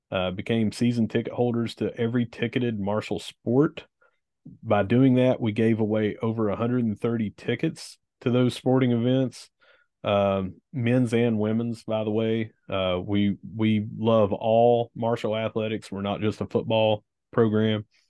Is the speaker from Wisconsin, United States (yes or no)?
no; Gilbert, West Virginia, United States; from my hometown in Gilbert